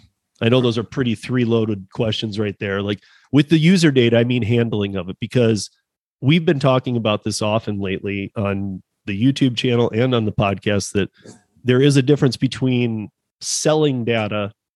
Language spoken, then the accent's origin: English; Michigan, United States; now in Denver, United States; I'm from Michigan, you know, and I live in Denver.